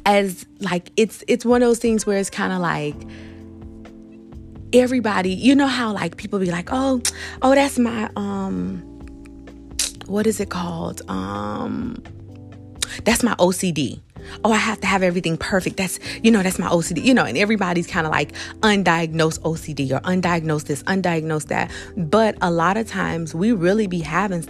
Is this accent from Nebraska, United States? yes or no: no; South Florida, United States; I am from South Florida